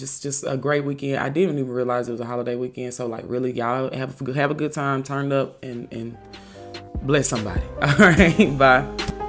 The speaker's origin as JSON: {"language": "English", "town": "Memphis", "region": "Tennessee", "country": "United States", "said": "I was from Memphis."}